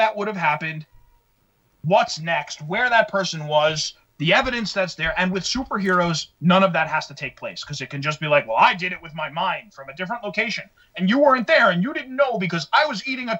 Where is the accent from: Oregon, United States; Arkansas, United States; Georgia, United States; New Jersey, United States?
New Jersey, United States; also born or lived in New York; we were both born and raised, all three of us, born and raised New Jersey, because we've basically been here all our lives